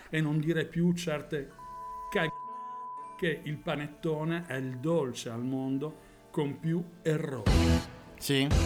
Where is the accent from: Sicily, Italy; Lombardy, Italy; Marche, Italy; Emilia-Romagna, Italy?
Lombardy, Italy; Milan; quando una settimana fa ho sentito così da milanese, no? Perché poi eh, ovviamente il panettone nasce qua all'ombra della Madunina